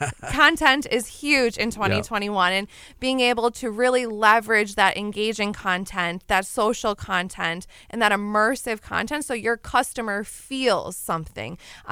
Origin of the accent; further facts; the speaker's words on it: Wisconsin, United States; I mean, I'm from Wisconsin, and so I say, oh, and you betcha